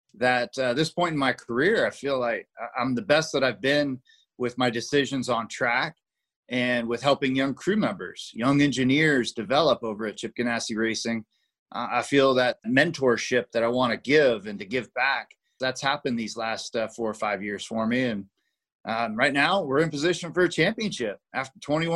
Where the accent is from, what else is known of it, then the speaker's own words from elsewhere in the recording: Las Vegas, Nevada, United States; my hometown track